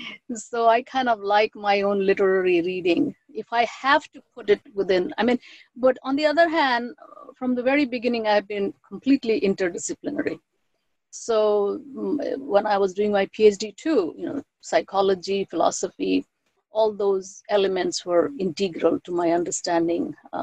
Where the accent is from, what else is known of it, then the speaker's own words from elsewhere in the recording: India; first language Bengali; English is a second language; I am trilingual, so Bengali is my mother tongue. Hindi, I grew up learning.